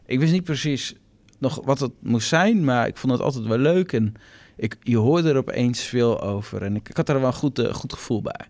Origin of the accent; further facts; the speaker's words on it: Assen, Drenthe, Netherlands; moved away as an adult; now in Groningen, Netherlands; geboren in Assen. Op een gegeven moment voor de opleiding commerciële economie ben ik naar Groningen verhuisd. Daar woon ik nog steeds.